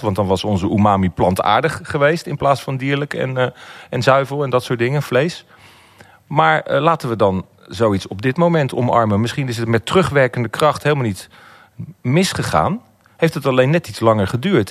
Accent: Netherlands; als Nederlanders

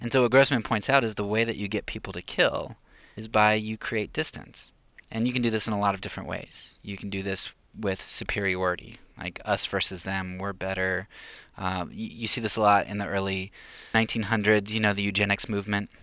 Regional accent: United States; I grew up in the United States

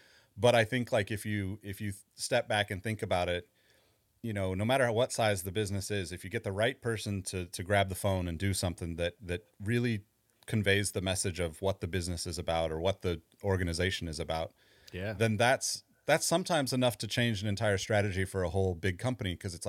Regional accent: California, United States; You know, I'm from California. I'm kind of one of those diehard California people that's likely never leaving.

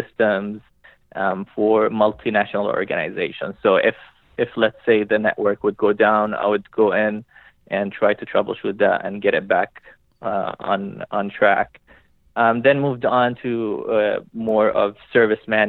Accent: Montreal, Quebec, Canada; I'm Canadian from Montreal, Quebec. So I grew up in the lovely French city of Montreal.

